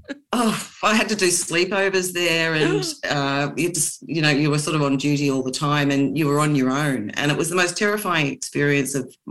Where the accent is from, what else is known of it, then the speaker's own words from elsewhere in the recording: Kilmore, Victoria, Australia; moved away as an adult; now in Glasgow, United Kingdom; Kilmore, I think, forever, which is the town I grew up in outside of Melbourne